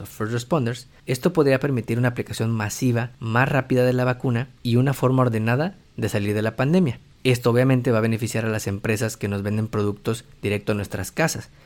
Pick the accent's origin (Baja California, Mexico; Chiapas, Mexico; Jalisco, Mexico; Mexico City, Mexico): Chiapas, Mexico; now in Houston, United States; soy de Chiapas, el estado más caluroso y más bonito de México